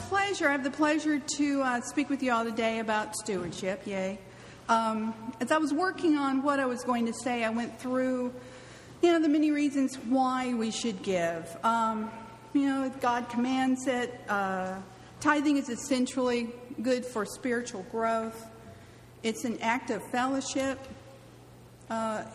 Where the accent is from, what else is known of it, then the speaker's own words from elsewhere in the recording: California, United States; moved away as an adult; also born or lived in Mobile, Alabama; I'm from California. I drink soda. I drive on a freeway.